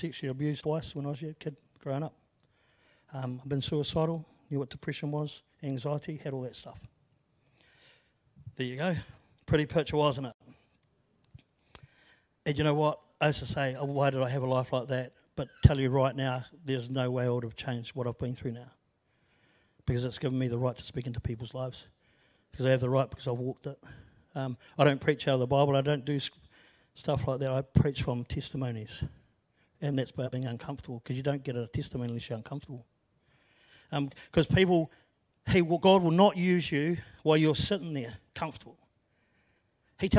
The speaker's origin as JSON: {"language": "English", "town": "Christchurch", "region": "Canterbury", "country": "New Zealand", "tie": "born or raised there", "also_born_or_lived": "Auckland", "moved": "as an adult", "said": "I was born and bred in Christchurch. I moved up north with my family. Then we moved back when I was 10. And I left when I was almost 50."}